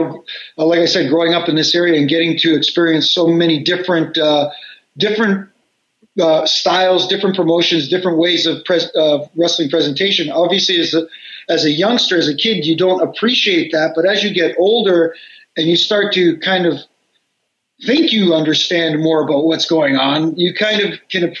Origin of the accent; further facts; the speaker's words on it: Canada; And, of course, being Canadian couple, that was hockey night in Canada on Saturday nights. I rarely left the house on the weekends.